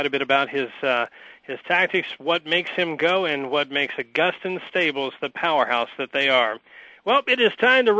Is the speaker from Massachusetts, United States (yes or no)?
no; Kentucky, United States; I hail from Kentucky. I'm about 75 miles north of Keeneland.